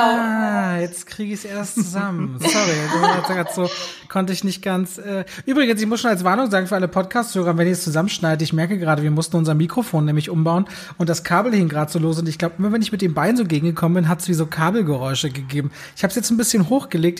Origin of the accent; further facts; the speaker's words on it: Berlin, Germany; Also ich so Berliner, Ostberliner Kind